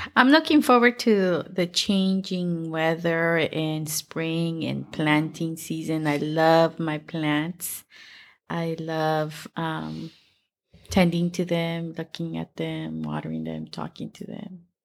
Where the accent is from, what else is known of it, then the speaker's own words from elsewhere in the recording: El Salvador; moved away; I'm from El Salvador